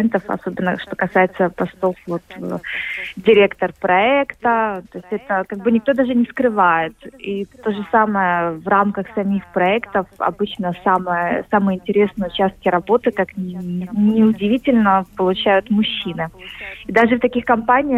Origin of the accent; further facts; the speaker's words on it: Kyiv, Ukraine; moved away as an adult; now in Paris, France; я родилась в Киеве и на самом деле уже не возвращалась туда два года